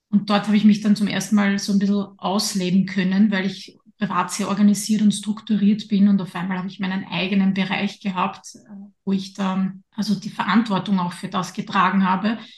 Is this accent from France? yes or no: no; Lower Austria, Austria; now in Vienna, Austria; Ich bin ja in Niederösterreich aufgewachsen. Da war ich dann auch lange Zeit dabei, bevor mich mein Weg dann nach Wien geführt hat.